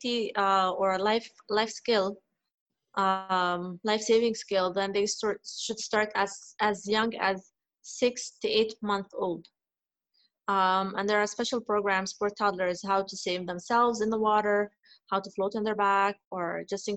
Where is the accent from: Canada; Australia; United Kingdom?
Canada; now in Dubai, United Arab Emirates; I grew up in Canada